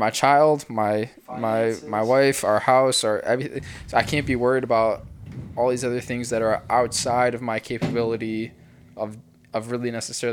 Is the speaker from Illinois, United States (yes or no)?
yes; Chicago, Illinois, United States; now in Ohio, United States; my hometown, Chicago